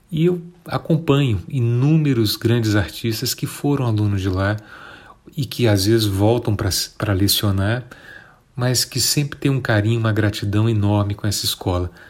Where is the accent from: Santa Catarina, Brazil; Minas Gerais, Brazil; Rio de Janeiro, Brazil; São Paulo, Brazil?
Rio de Janeiro, Brazil; now in Brasília, Brazil; eu vim do Rio de Janeiro para cá em 1990, tive a sorte de entrar na escola de música logo que cheguei aqui